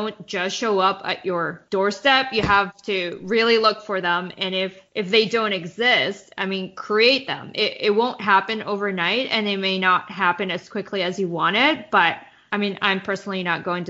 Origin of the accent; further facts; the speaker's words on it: Winnipeg, Manitoba, Canada; moved away as an adult; now in New York, United States; I'm from Winnipeg, went to undergrad and started my career there before moving to New York